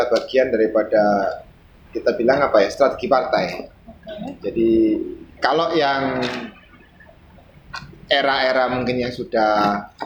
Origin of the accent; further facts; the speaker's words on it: Gresik, East Java, Indonesia; Uh, kebetulan memang saya asing Gresik, saya warga Randu Agung.